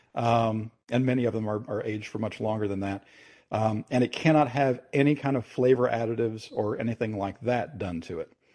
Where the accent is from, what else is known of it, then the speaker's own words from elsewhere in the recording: Kentucky, United States; my home state, which is Kentucky in the United States